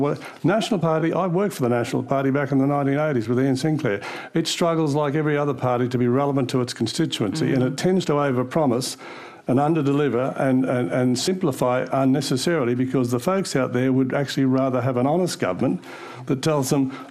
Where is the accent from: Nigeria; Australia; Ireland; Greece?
Australia; Queensland; also born or lived in Yarraman, Queensland; I grew up in Mergen in the 1960s and went to university. I am still one of the few people who grew up in Mergen in the 1960s who ever went near a university, and certainly in Yarraman, where I did high school